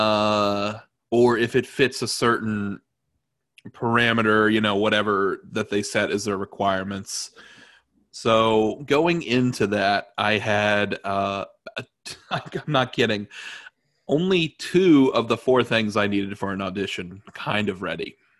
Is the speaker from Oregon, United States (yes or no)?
no; Evansville, Indiana, United States; also born or lived in Terre Haute / Chicago; my hometown, Evansville